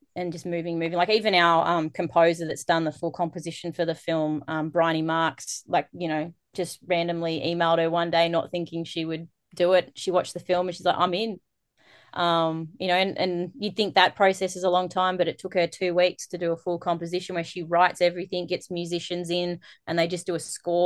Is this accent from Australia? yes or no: yes; Australia; in my hometown, in Walker, where I grew up